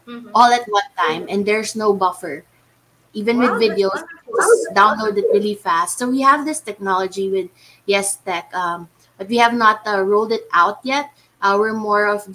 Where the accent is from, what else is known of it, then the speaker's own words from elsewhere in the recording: Philippines; I am the CEO, and I'm from the Philippines